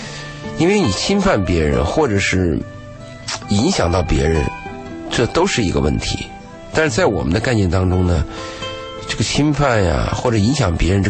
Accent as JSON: {"language": "Chinese", "country": "China", "said": "比如说我们中国人呢，你说吃顿饭。酒肉朋友，嗯，花点钱大家都愿意，"}